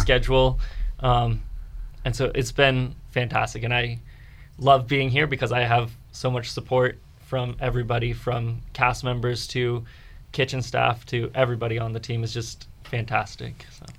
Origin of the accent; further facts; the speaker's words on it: Fredericksburg, Virginia, United States; I was born and raised in Fredericksburg area.